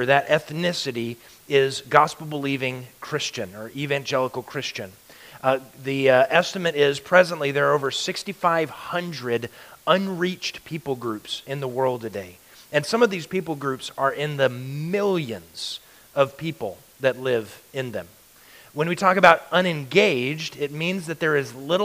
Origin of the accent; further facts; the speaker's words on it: Alaska, United States; moved away as an adult; also born or lived in Louisiana; And I grew up in Alaska. I moved out of Alaska in the mid-90s and moved to Louisiana. I lived in Louisiana for 16 years and then moved back to Alaska